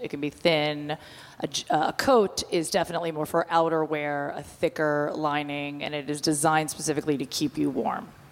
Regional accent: New Jersey, United States; I'm from Jersey

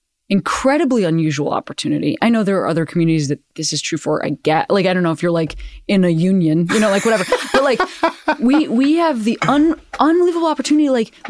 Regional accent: Chicago, Illinois, United States; I'm from Chicago.

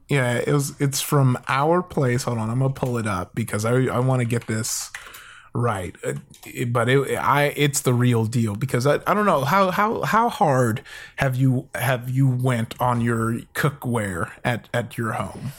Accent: Compton, California, United States; also born or lived in Downey, California; I grew up in, uh, L A. I'm in L

